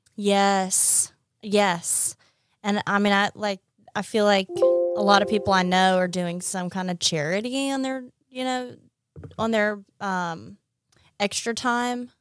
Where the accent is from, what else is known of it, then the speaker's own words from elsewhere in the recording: Montgomery, Alabama, United States; moved away as an adult; also born or lived in Washington, D.C.; now in Mississippi, United States; I grew up in Montgomery, Alabama.